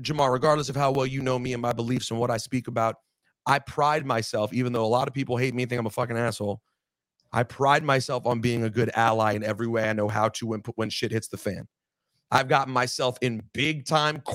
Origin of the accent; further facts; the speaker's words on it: United States; I'm not Israeli. I'm American.